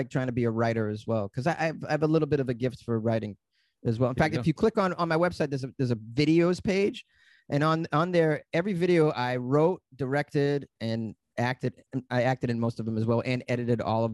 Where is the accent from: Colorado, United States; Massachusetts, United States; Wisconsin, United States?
Massachusetts, United States; Boston; moved away as an adult; also born or lived in New York / Los Angeles; I said I was from Boston